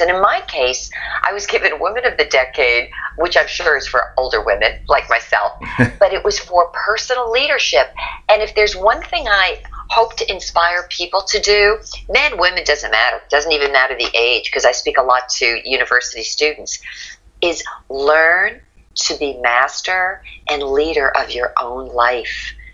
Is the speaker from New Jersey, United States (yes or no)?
yes; Lyndhurst, New Jersey, United States; I grew up in New Jersey, northern Jersey, and to give you a perspective, it was a one square mile town